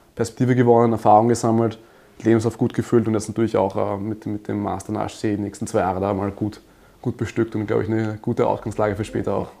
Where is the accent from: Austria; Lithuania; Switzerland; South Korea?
Austria; Graz, Styria; ich komme aus Österreich, in Graz geboren und aufgewachsen